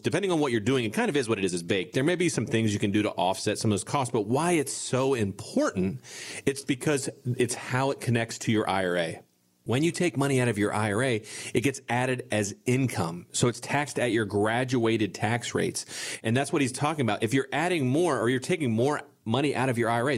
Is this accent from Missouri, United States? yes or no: no; Bellefontaine, Ohio, United States; we're from a small town. I, I, you guys may or may not have heard of it. I, I'm from Belle Fountain, Ohio